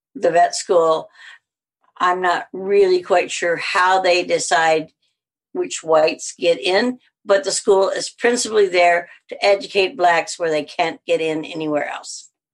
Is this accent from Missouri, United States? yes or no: yes; Missouri, United States; accent: southern; moved away as an adult; also born or lived in Alabama; now in Winnipeg, Canada; I grew up in Missouri